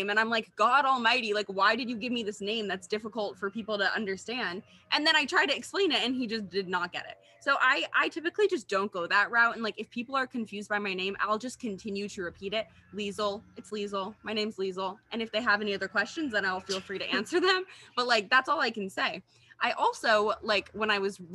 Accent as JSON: {"language": "English", "region": "California", "country": "United States", "tie": "born or raised there", "also_born_or_lived": "Washington, D.C.", "said": "I was born in Washington, D.C., and then we moved to California"}